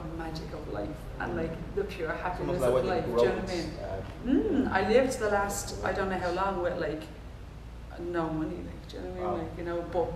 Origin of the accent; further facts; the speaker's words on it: Ireland; I'm an Irish natural mover